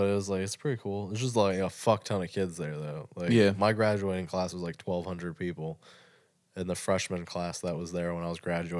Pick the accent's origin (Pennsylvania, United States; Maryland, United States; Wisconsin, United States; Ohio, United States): Maryland, United States; Glen Burnie; also born or lived in Annapolis, Maryland; I am from Glen Burnie.